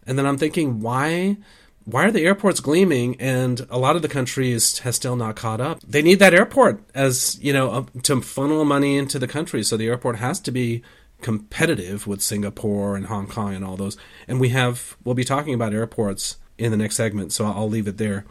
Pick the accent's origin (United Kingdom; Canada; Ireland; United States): United States; I'm American